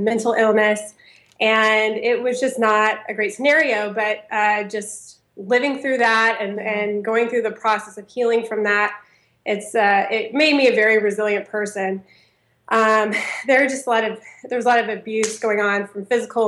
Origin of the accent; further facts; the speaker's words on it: Auburn, Alabama, United States; I grew up actually in Auburn, Alabama